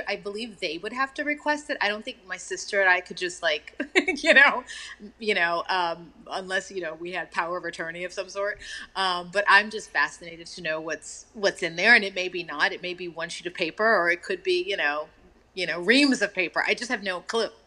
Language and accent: English; Texas, United States; And I remember, um, you know, being in that part of the world and growing up in Texas